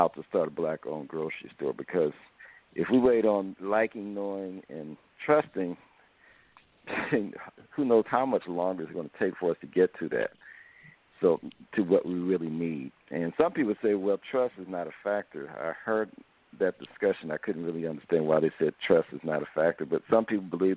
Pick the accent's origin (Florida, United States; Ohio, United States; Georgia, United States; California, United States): Ohio, United States; Dayton; I'm from Dayton, Ohio